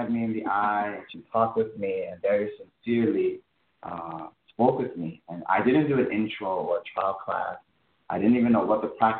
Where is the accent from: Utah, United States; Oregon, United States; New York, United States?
New York, United States; New York City; I grew up in the Bronx